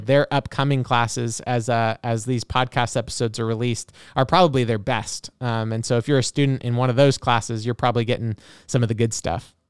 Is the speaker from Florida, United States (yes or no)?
no; Oregon, United States; moved away; I'm originally from Oregon and did the class in Salem